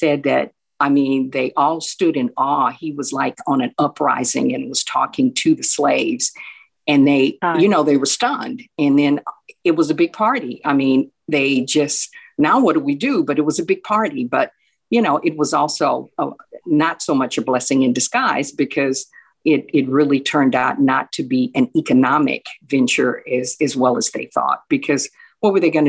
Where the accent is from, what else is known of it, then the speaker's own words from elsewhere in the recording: Houston, Texas, United States; also born or lived in Chicago; born and raised in Texas all my life